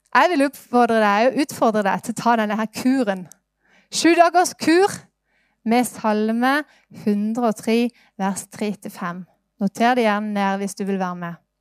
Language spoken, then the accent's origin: Norwegian; Norway; Jeg ble født i Norge